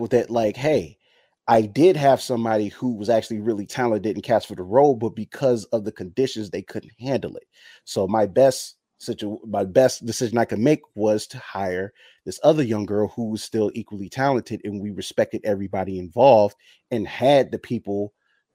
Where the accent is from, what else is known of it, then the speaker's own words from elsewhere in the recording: United States; I'm American. I was born here